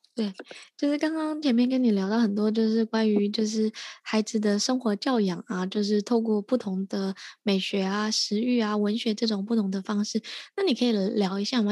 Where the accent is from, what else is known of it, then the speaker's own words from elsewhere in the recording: Taipei, Taiwan; 因为我一直都是在台北长大的